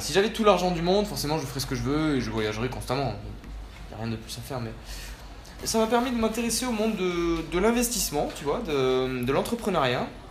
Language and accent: French; Nîmes, Occitania, France; also born or lived in Spain / Chile; je suis né en Espagne en 1996, j'ai donc 21 ans. Vers l'âge de 5 ans on est parti en France vivre euh, avec, mes parents et j'ai grandi essentiellement dans la ville de Nîmes